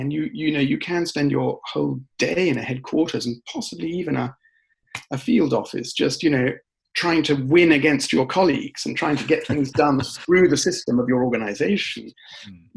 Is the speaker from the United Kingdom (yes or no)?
yes; United Kingdom; I'm British and um, I was raised largely in the UK